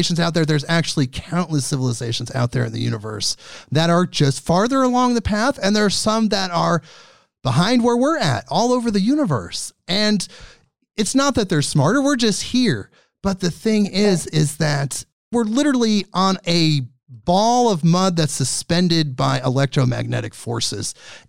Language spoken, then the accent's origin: English; Portland, Oregon, United States; I'm from, like me, Portland. I'm from Portland.